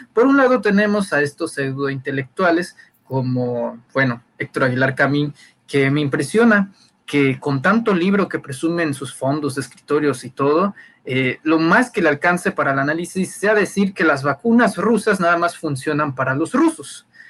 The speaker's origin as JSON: {"language": "Spanish", "region": "Tabasco", "country": "Mexico", "said": "los tabasqueños"}